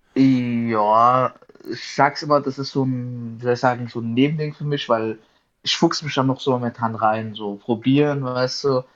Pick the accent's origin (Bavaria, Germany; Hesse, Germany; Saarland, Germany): Hesse, Germany; Darmstadt; ich komme aus Darmstadt in Südhessen